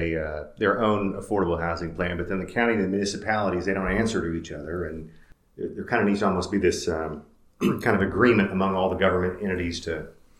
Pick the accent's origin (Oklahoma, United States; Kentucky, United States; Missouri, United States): Oklahoma, United States; Tulsa; moved away; I grew up in Tulsa